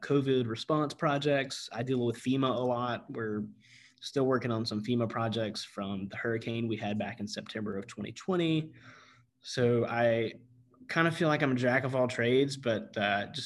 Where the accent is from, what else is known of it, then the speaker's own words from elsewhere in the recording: Gastonia, North Carolina, United States; moved away as an adult; also born or lived in Pensacola, Florida; now in Santa Rosa County, Florida, United States; North Carolina was great. That's where I grew up. That's where I went to high school